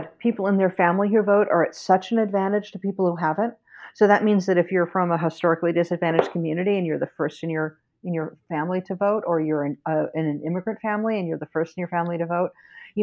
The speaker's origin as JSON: {"language": "English", "town": "New York City", "region": "New York", "country": "United States", "tie": "born or raised there", "said": "I grew up in New York City, where we also had lever machines"}